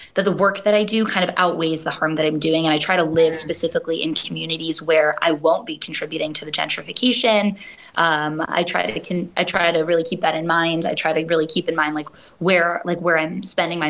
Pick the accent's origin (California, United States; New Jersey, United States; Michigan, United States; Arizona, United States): Michigan, United States; first language English; moved away as an adult; also born or lived in Hawaii; I was born and raised there